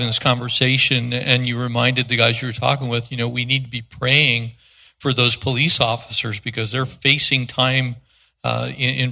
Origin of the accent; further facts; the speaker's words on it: East San Diego County, California, United States; I was born in San Diego County, grew up in East San Diego County